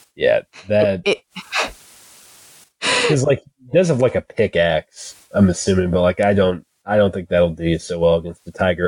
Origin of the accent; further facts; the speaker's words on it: Kentucky, United States; I'm from Kentucky. Like I grew up like right across the river from Indiana